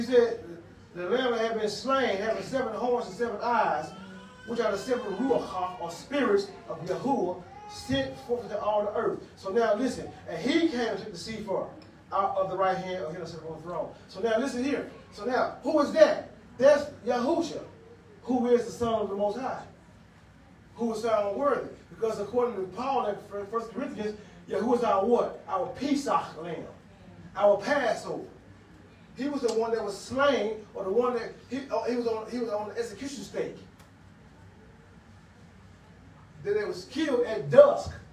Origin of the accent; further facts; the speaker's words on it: Huntsville, Alabama, United States; accent: Ebonics; I was born in Mather Hills, Huntsville, Alabama, in the hood, in the ghetto. I was born in the hospital when I came to the hood. And I said, I learned Ebonics